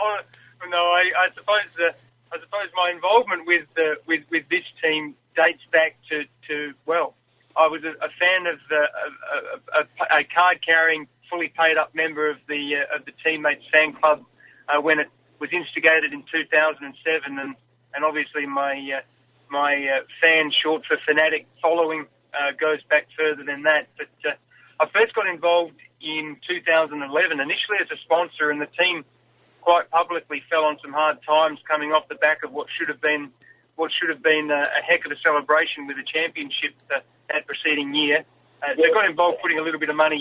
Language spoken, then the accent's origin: English; South Australia, Australia; growing up in South Australia